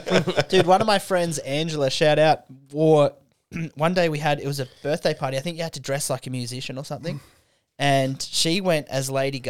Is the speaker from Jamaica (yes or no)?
no; Canberra, Australian Capital Territory, Australia; We growing up in Canberra, it was the same.